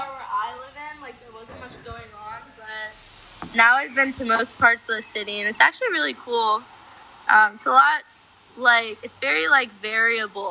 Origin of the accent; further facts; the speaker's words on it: Maryland, United States; moved away as an adult; now in Philadelphia, United States; I'm from Maryland, and I live in Philly now